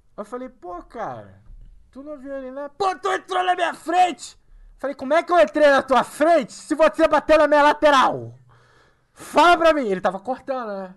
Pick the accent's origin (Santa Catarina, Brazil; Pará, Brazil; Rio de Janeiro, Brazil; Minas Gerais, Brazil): Rio de Janeiro, Brazil; now in São Paulo, Brazil; sou carioca